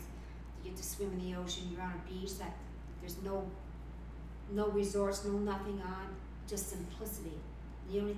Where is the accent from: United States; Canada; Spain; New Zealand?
Canada; as much as I'm Canadian and born and raised there, Costa Rica is just as much as my home as Canada is.